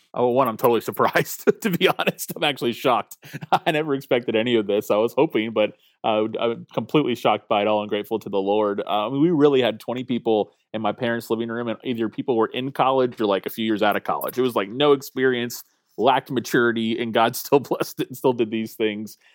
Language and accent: English; Tallahassee, Florida, United States; I'm a pastor in Tallahassee, Florida, which is actually my hometown